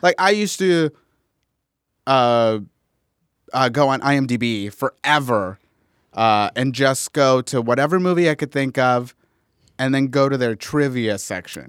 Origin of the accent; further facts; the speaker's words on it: Inglewood, California, United States; I grew up in Inglewood, California